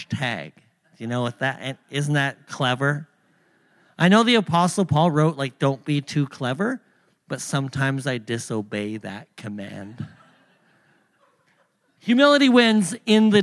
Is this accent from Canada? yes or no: yes; Thunder Bay, Ontario, Canada; moved away as an adult; also born or lived in Pacific Northwest; I'm from Canada, from Thunder Bay, Ontario